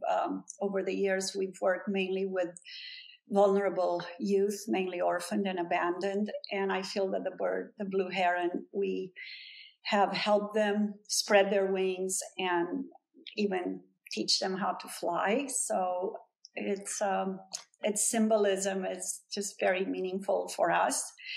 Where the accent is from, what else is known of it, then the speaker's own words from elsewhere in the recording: Brasov, Brașov County, Romania; now in Los Angeles, United States; my hometown in Brasov in Transylvania